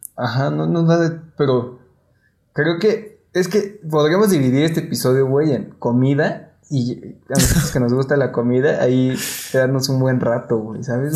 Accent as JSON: {"language": "Spanish", "country": "Mexico", "said": "como mexicanos"}